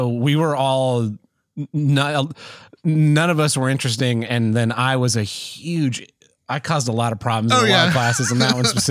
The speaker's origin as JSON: {"language": "English", "region": "Oklahoma", "country": "United States", "tie": "born or raised there"}